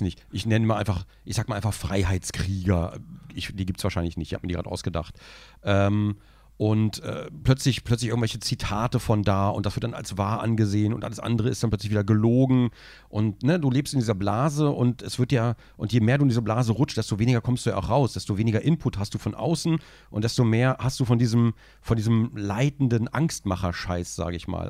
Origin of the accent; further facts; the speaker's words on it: Braunschweig, Lower Saxony, Germany; ich komme aus Braunschweig, ich verschleife die Hälfte.